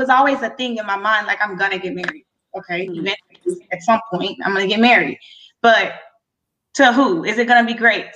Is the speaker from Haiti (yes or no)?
yes; Haiti; moved away; I'm originally from Haiti